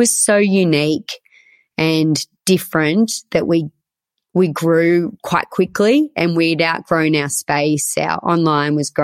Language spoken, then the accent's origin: English; Orange, New South Wales, Australia; also born or lived in Sydney; I grew up in Orange and my mum had a clothing store here for 25 years